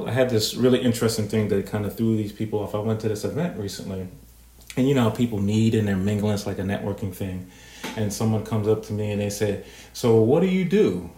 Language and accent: English; New York, United States; being a New Yorker